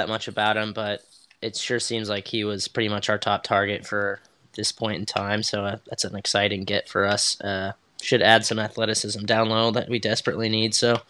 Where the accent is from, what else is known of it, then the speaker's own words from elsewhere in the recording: Topeka, Kansas, United States; we're both from Topeka